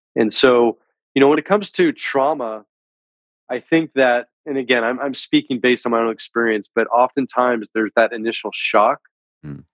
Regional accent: San Francisco Bay Area, Northern California, United States; I'm originally from the San Francisco Bay Area in Northern California. Was born and raised.

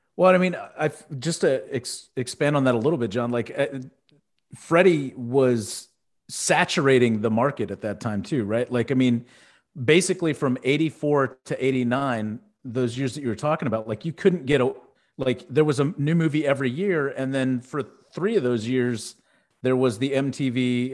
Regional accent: Houston, Texas, United States; where I grew up in Houston, we had Astroworld

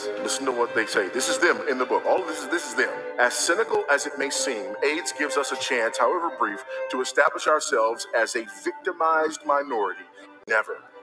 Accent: Los Angeles, California, United States; I was born here in Los Angeles

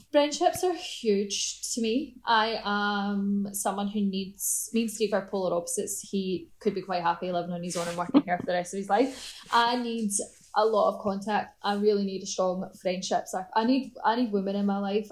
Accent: Scotland, United Kingdom; moved away; I'm from Scotland, because we still all speak English

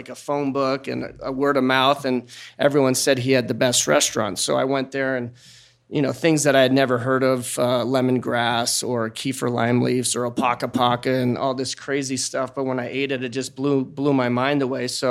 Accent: Seattle, Washington, United States; also born or lived in Hawaii; I grew up in Hawaii. I was born in Hawaii. When I was 7, my parents split, and then we moved to Seattle

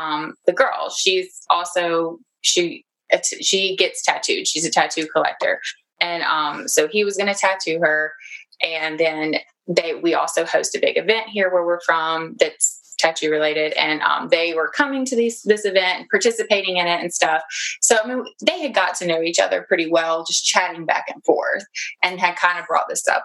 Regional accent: the South, United States; accent: Southern; we live in the South, like very South. You can probably tell from my accent.

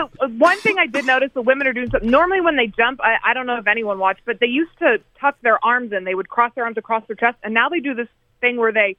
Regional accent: United States; my arrogance as an American

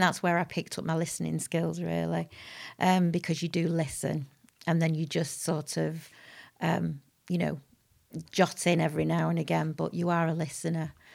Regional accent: Manchester, North West England, United Kingdom; also born or lived in Harpurhey, Manchester / Whitefield; I was born in Crumsall Hospital, which is now North Manchester, uh, General

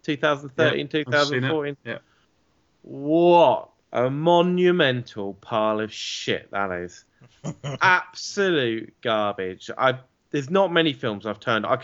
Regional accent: England, United Kingdom; an Englishman.

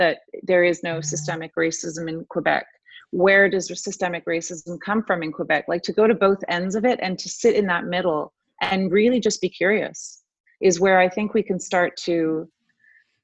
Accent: Buenos Aires, Argentina; also born or lived in Rome, Italy; now in Canada; I was born in Rome and then brought up in Buenos Aires in a civil war, and then ended up coming here not speaking a word of French.

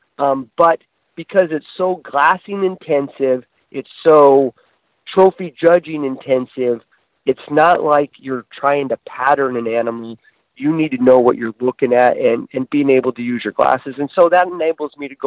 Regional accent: Western Oregon, United States; moved away as an adult; now in Idaho, United States; I grew up in Oregon. Okay. Grew up in Western Oregon

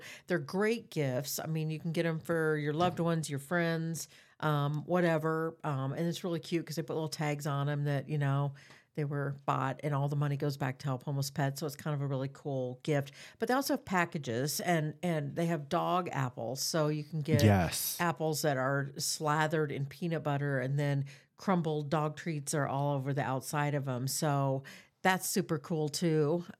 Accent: Des Moines, Iowa, United States; And I grew up in Des Moines. I am so proud that the city of Des Moines has put this level into animals in our community.

